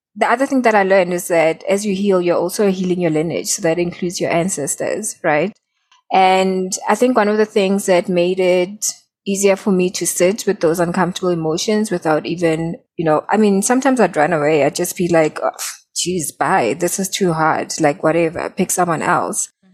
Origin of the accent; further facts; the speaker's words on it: South Africa; I'm from South Africa